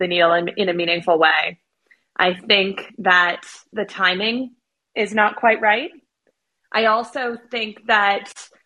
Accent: Arizona, United States; moved away as an adult; now in Washington, D.C., United States; I have a lot of love for my home state, even though I am a swamp creature now

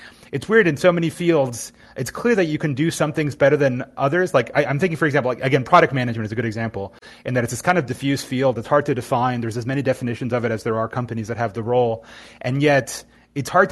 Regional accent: Miami, Florida, United States; moved away; I'm in my hometown called Miami here

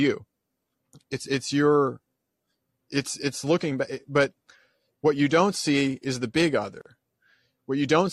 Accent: Dubuque, Iowa, United States; my hometown

